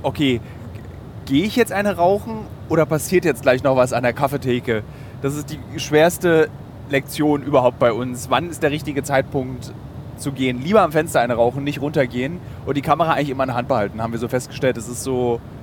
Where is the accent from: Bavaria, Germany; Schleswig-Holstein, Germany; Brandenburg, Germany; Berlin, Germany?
Berlin, Germany; Als Berliner